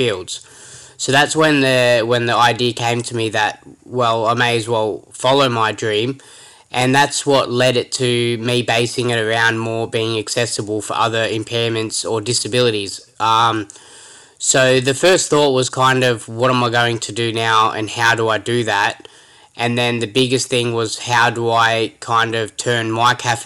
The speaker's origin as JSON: {"language": "English", "town": "Sydney", "region": "New South Wales", "country": "Australia", "tie": "born or raised there", "said": "I've grown up in a place called St. Clair, which is from Western Sydney, about an hour from the CBD."}